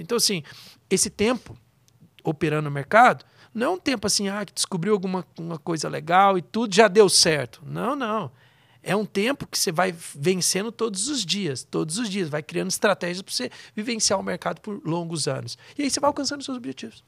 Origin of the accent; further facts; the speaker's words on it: Goiás, Brazil; moved away; Eu venho lá de Goiás